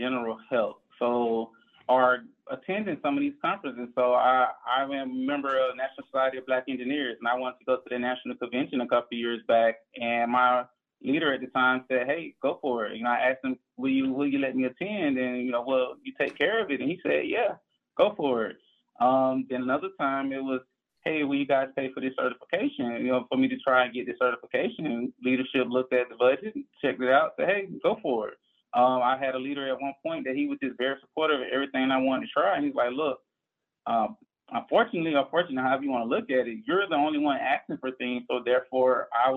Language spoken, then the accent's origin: English; Orlando, Florida, United States; I come from Orlando, born and raised, and I grew up in the inner city of Orlando in the Paramore area